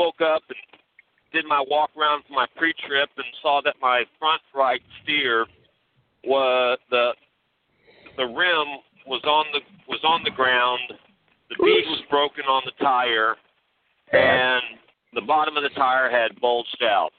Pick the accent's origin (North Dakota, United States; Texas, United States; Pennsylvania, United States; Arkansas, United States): Texas, United States; I'm from Texas, but I'm in Georgia right now.